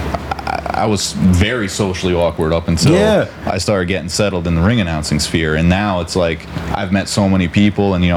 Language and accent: English; Branford, Connecticut, United States; I grew up in Brantford.